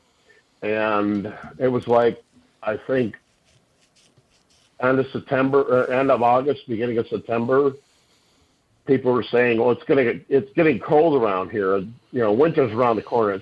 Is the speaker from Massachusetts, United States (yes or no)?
no; Minnesota, United States; I'm from Minnesota.